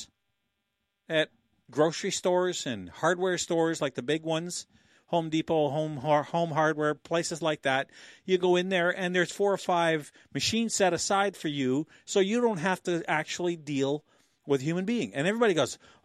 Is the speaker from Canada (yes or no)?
yes; Canada; like good Canadians